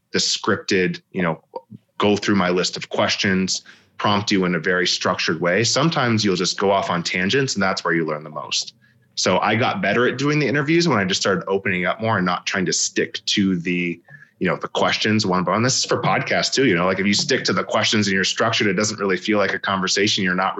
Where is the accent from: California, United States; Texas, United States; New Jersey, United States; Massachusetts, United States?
California, United States; born there; I was born in Southern California, so they're my second team too.